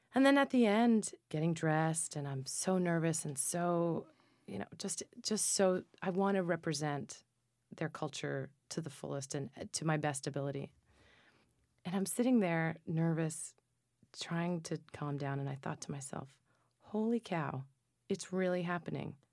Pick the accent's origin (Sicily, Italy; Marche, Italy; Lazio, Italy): Lazio, Italy; Minturno; my hometown in southern Italy in Minturno